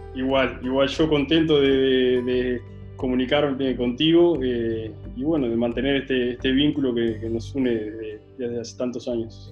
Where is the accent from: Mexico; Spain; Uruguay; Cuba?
Uruguay; acá en Uruguay